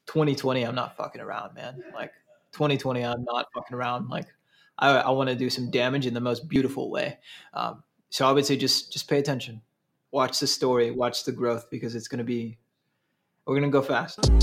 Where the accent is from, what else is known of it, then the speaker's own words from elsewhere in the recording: Saint Paul, Minnesota, United States; now in Milwaukee, United States; I'm originally from Twin Cities. Grew up in uh, Highland Park area